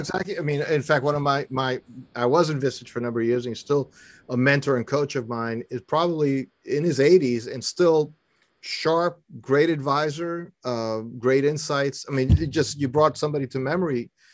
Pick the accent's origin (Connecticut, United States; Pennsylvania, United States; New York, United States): New York, United States; New York City; moved away as an adult; also born or lived in Philadelphia area; now in Philadelphia, United States; I was born and raised in New York City